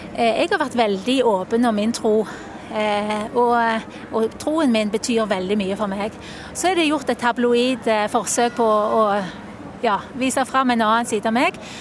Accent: Sandnes, Rogaland, Norway; now in Bergen, Norway; jeg har eh, bodd i Bergen i 20 år, men jeg kommer fra Sandnes.

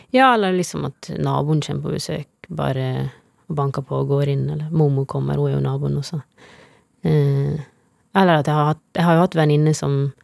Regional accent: Tennfjord, Møre og Romsdal, Norway; moved away; Det er der jeg vokste opp. Mm, ei lita bygd med to butikker.

